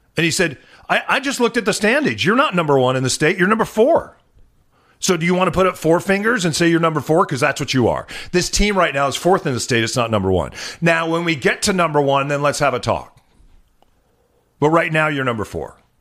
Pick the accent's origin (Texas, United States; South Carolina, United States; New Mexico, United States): New Mexico, United States; also born or lived in Chicago, Illinois; now in Seattle, United States; when we were growing up in New Mexico